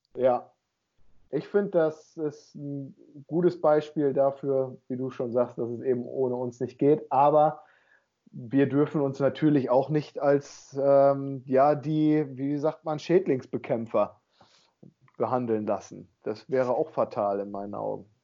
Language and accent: German; Emsland district, Lower Saxony, Germany; in meiner Heimat, im Landkreis Emsland